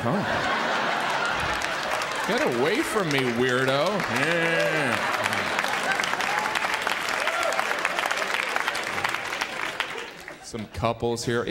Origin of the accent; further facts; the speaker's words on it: Indiana, United States; now in New York City, United States; I have lived here 10 years. I am originally from Indiana.